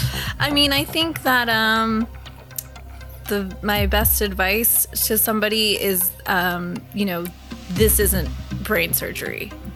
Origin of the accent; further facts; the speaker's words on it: Thousand Oaks, California, United States; Because growing up in Thousand Oaks, when I would see a movie where the kids were running around the neighborhood, I'm like, "What is that?"